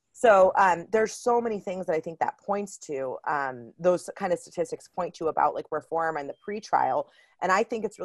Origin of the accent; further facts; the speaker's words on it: Miami, Florida, United States; I grew up in Miami, Florida